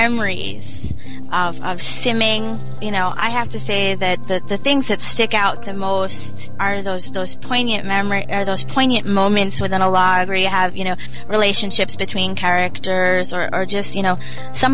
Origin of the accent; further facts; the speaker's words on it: New York, United States; I'm a Northerner from New York